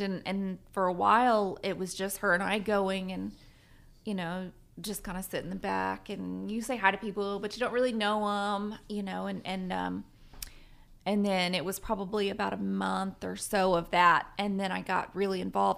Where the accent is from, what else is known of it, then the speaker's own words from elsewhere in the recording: Southern Virginia, United States; now in Guthrie, United States; I grew up in Southern Virginia.